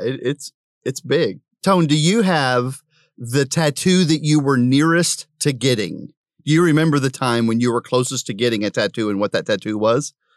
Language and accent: English; Prague, Oklahoma, United States; moved away; I'm from Prague